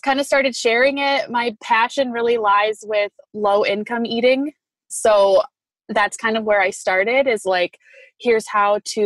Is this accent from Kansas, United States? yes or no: no; Grand Rapids, Michigan, United States; I am from Grand Rapids, Michigan. And I was born and raised here, kind of moved around a lot